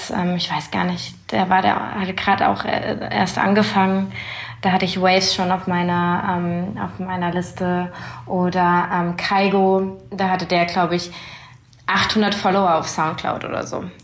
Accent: Berlin, Germany; ich komme aus Berlin.

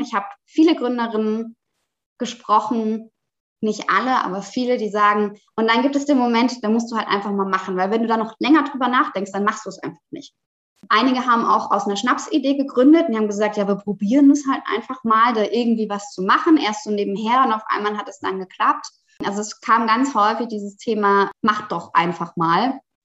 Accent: Rhineland-Palatinate, Germany; now in Hamburg, Germany; Ich bin eigentlich aufgewachsen in Süddeutschland, in der schönen Pfalz

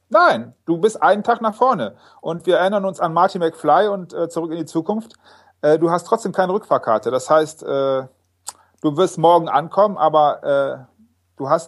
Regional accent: Rhineland, Germany; wir kommen aus dem Rheinland, von daher glaube ich, dass es äh, ja auch, auch funktioniert

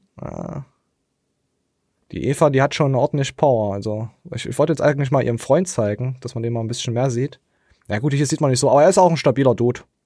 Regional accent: the East, eastern Germany, Germany; Ich bin einfach nur im Osten geboren

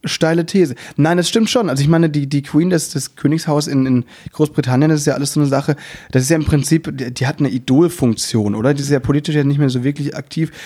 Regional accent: Müllheim, Baden-Württemberg, Germany; now in Berlin, Germany; ich komme ja aus Müllheim

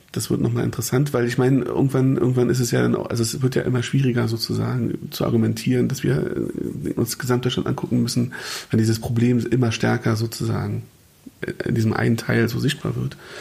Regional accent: Berlin, Germany; born or raised there; now in Brandenburg, Germany

